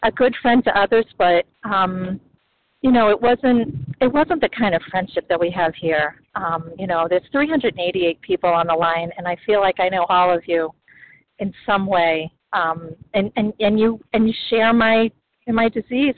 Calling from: the Berkshires, Massachusetts, United States; I'm calling from Massachusetts, from Berkshires

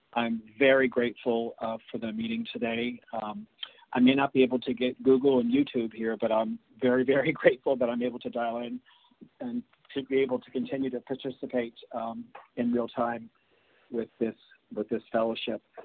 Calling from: Beijing, China; I'm calling from Beijing in China

